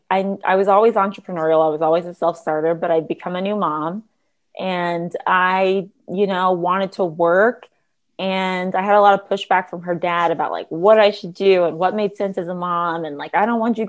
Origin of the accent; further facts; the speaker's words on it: Los Angeles, California, United States; growing up in Los Angeles, I ended up doing this TV show called Reading Rainbow